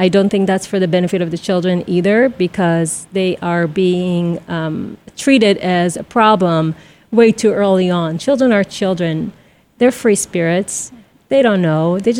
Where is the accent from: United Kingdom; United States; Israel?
Israel; moved away; I'm from Israel, so I would come home, throw my backpack, leave the house until some mother would scream at one of us